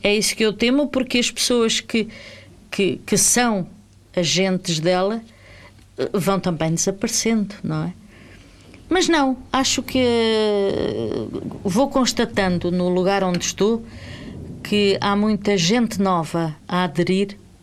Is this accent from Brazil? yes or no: no; Angola; moved away as an adult; now in Portugal; Angola era a minha terra.